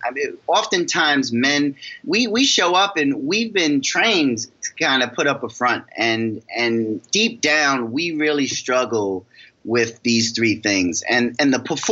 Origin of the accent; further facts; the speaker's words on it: New York, United States; I'm from New York